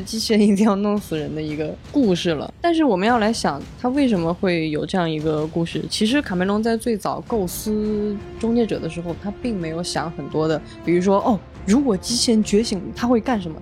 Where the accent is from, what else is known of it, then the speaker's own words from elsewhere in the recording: China; 我们中国人非常熟悉的用热水煮